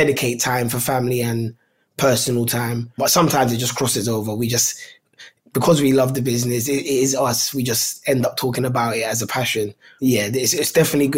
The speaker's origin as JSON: {"language": "English", "region": "London", "country": "United Kingdom", "said": "where we are from in Tooting, Southwest London"}